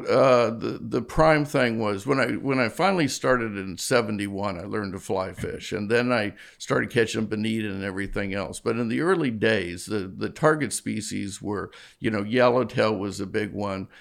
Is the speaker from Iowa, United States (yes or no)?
no; Newport Beach, California, United States; moved away as an adult; also born or lived in London; I grew up in Southern California, Newport Beach.